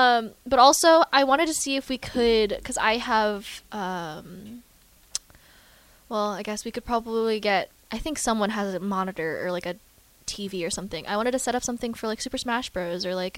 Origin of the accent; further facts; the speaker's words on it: California, United States; I'm from California.